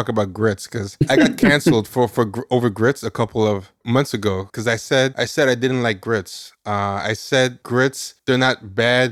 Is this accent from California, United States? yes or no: no; Long Island, New York, United States; also born or lived in Brooklyn; I was raised in Long Island, but I've lived in Brooklyn longer than I've lived anywhere else in New York.